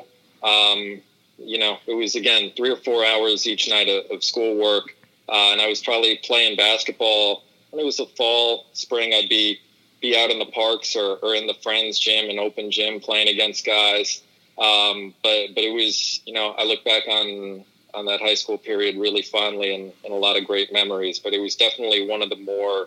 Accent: New York City, New York, United States; also born or lived in Madrid, Spain; I grew up on the Lower East Side of Manhattan and really just grew up playing in parks around the city

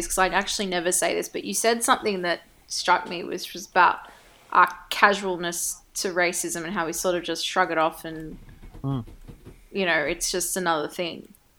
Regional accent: Sydney, New South Wales, Australia; I grew up in the Inner West, but I grew up in a part of the Inner West that doesn't have a lot of Australian families were at my school.

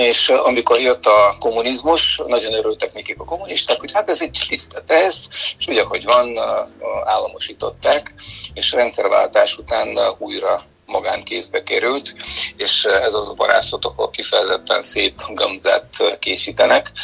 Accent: Bulgaria; Hungarian is a second language; moved away as an adult; now in Hungary; fiatal voltam Bulgáriában

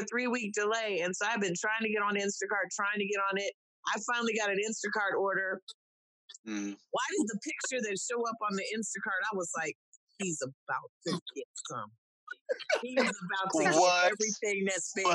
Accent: Southeastern US, United States; I'm one of those curiously good-looking Southeastern natives.

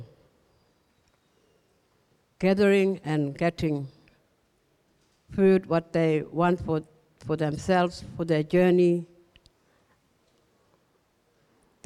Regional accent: Gumatj clan country, Northern Territory, Australia; we are Kumaj people. We come from the Kumaj clan

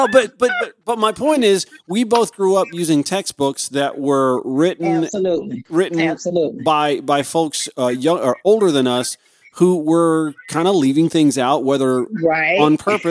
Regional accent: Harlem, Georgia, United States; now in Atlanta, United States; I grew up outside Augusta, Georgia

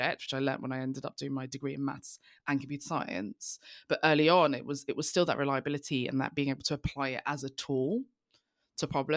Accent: London, United Kingdom; I'm from East London. We live on an A road

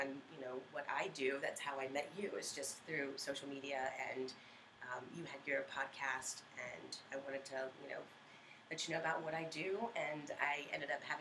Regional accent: Virginia Beach, Virginia, United States; now in Norfolk, United States; I am a Virginia Beach native, grew up out near Pungo. So I grew up in Virginia Beach

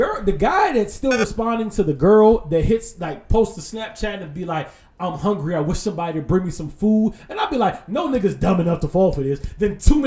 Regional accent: Barbados; I'm from Barbados.

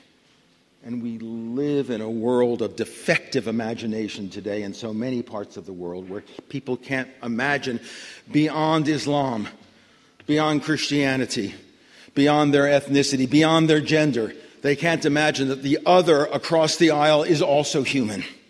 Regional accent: New York City, New York, United States; When I was growing up in New York City in the 1940s

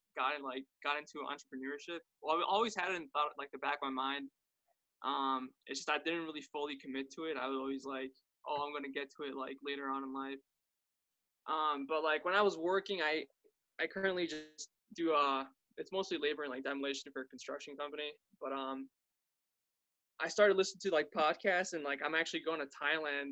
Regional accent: Mexico; now in Colorado, United States; Originally Mexico. I'm currently in Colorado

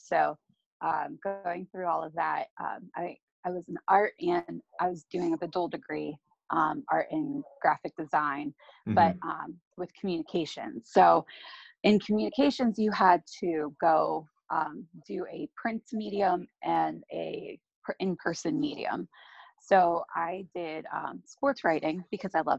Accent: Slippery Rock, Pennsylvania, United States; I'm originally from Slippery Rock, Pennsylvania

